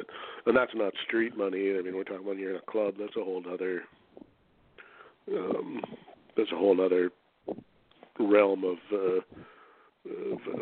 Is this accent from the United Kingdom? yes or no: no; Canada; accent: Canadian; my outrageous Canadian accent